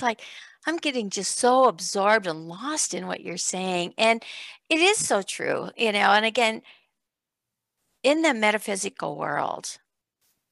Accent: Iowa, United States; growing up in Iowa on a farm, there wasn't a whole lot of anything out there.

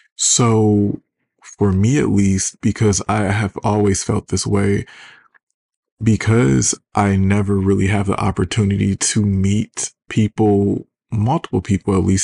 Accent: Detroit, Michigan, United States; I'm from Detroit

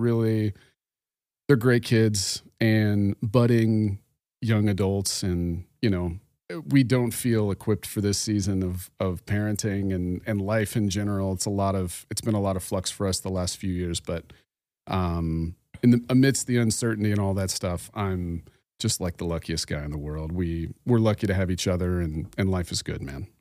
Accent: Phoenix, Arizona, United States; I am from Phoenix, Arizona

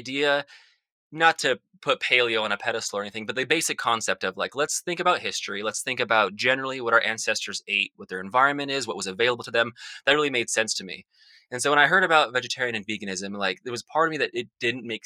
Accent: Salt Lake City, Utah, United States; I grew up in Salt Lake City, Utah, which is a very suburban area

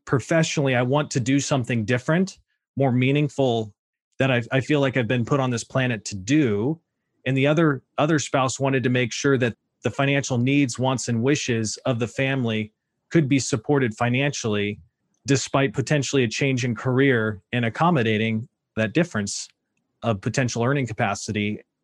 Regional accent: Sacramento, California, United States; also born or lived in Oregon; I grew up in Sacramento, son of a West Point Army graduate

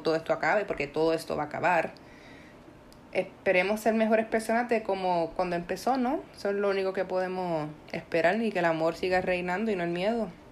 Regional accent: Puerto Rico; yo, por ejemplo, como puertorriqueña

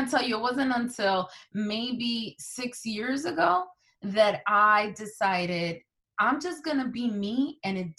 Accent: Newark and East Orange, New Jersey, United States; born or raised there; first language Spanish; English is a second language; also born or lived in Santo Domingo, Dominican Republic

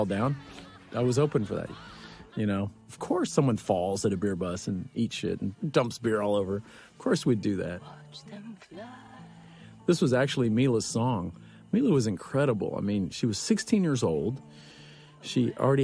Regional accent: Huntsville, Texas, United States; my hometown of Huntsville

